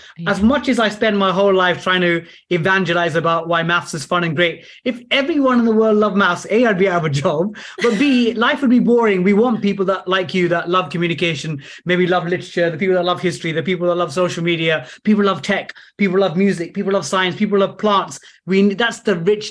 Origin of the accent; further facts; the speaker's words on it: London, United Kingdom; I'm from East Ham in the London Borough of Newham.